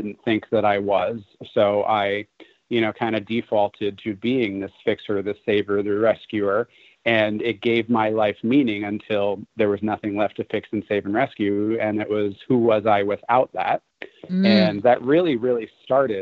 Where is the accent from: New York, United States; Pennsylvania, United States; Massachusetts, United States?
New York, United States; moved away; I'm originally from New York